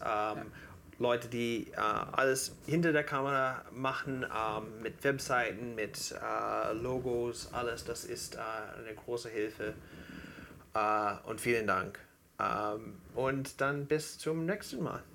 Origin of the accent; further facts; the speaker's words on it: near Cleveland, Ohio, United States; German is a second language; moved away; weil Cleveland äh, die nächste Stadt zu mir war. Das ist, und meine Heimatstadt ist auch sehr ähnlich